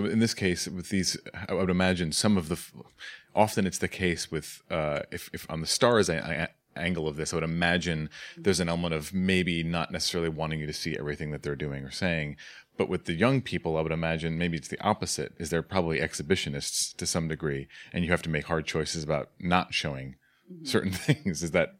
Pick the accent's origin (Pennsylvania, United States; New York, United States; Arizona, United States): New York, United States; Staten Island; I'm from Staten Island.